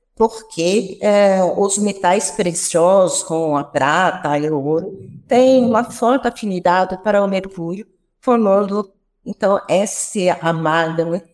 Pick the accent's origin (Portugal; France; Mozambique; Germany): France; accent: French; Portuguese is a second language; moved away as an adult; also born or lived in Piracicaba, Brazil; now in Brazil; eu tenho uma ponta de sotaque que vem da França, onde eu nasci, onde eu é, fiz todo o meu percurso universitário até o meu doutorado